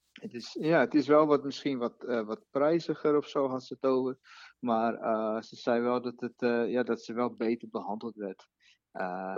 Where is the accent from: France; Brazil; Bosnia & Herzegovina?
Brazil; Dutch is a second language; now in Netherlands; Ik ben Braziliaan